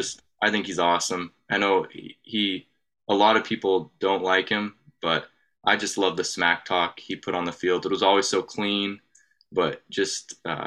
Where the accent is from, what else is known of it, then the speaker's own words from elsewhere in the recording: San Diego, California, United States; I was born in San Diego, so just a lot of ties to Southern California.